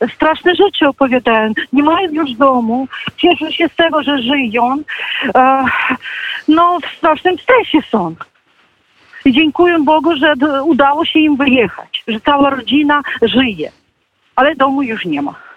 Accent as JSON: {"language": "Polish", "country": "Ukraine", "said": "Jestem prawdziwą Ukrainką"}